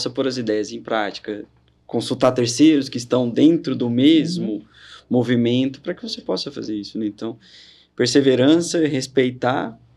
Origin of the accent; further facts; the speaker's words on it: São Paulo, Brazil; Quando eu vim de São Paulo, eu vim muito com receio de que, olha, tô vindo para Minas, são Paulo ficou para trás.